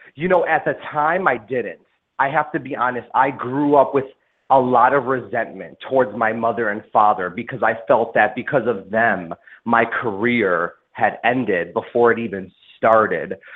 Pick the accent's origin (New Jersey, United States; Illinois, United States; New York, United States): Illinois, United States; Des Plaines; also born or lived in Chicago / Park Ridge; was born in Chicago and I grew up between Park Ridge and Des Plaines